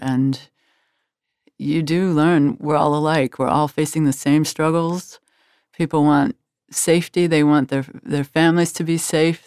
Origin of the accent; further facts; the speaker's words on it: Washington, District of Columbia, United States; I grew up in Washington, D C, which was a, a, a town that was always looking out at the world.